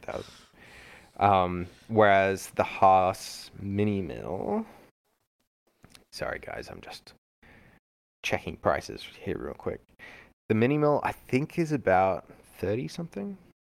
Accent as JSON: {"language": "English", "country": "Australia", "tie": "born or raised there", "moved": "yes", "said": "growing up in Australia, uh, yeah, everything was centimeters and kilometers"}